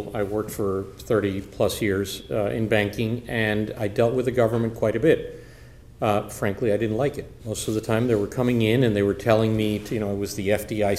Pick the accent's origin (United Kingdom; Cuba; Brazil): Cuba; now in United States; I'm originally from Cuba